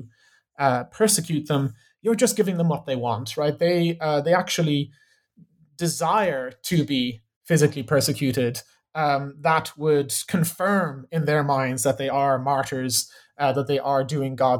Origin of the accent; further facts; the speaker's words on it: Ireland; also born or lived in Chicago; now in Exeter, United Kingdom; I'm from Ireland originally